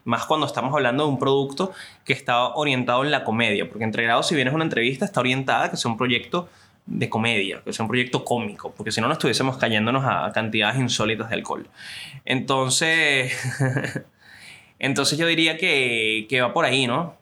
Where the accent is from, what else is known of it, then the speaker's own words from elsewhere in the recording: Venezuela; yo soy un venezolano